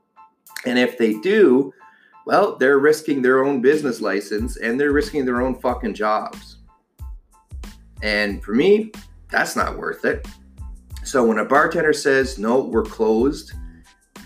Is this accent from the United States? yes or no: no; Ottawa, Ontario, Canada; now in Toronto, Canada; I'm from Ottawa